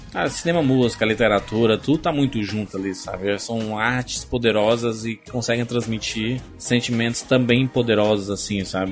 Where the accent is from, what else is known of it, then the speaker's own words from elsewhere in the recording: Northeast Region, Brazil; Eu, como nordestino, sempre tive que trabalhar duas, três, quatro vezes mais do que os outros